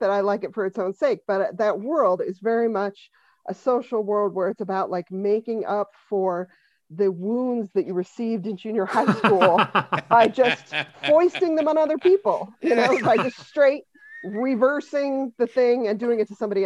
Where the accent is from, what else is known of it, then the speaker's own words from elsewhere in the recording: Denver, Colorado, United States; now in Boston, United States; I'm originally from Denver, and but I've lived in Boston a really, really long time. I moved here in 1990, but I grew up there